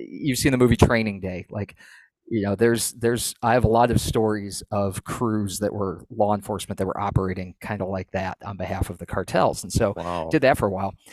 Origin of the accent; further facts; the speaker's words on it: New England, United States; moved away as an adult; also born or lived in South Texas; I grew up in New England, ended up in South Texas